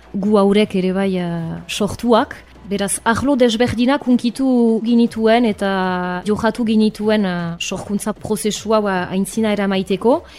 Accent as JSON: {"language": "Basque", "town": "Arbonne", "region": "Nouvelle-Aquitaine", "country": "France", "tie": "born or raised there", "said": "Arbonakoa naiz jatorriz, bai honan sortua"}